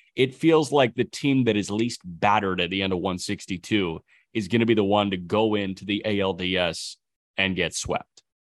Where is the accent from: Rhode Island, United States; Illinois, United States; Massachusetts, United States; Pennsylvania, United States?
Illinois, United States; Chicago; growing up around Chicago media